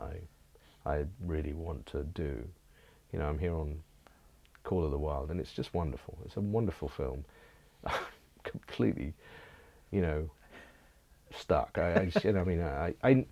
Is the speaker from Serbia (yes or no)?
no; England, United Kingdom; I am English